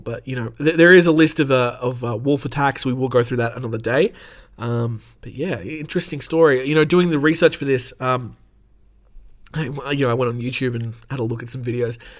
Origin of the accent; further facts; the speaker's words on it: Australia; I'm obviously from Australia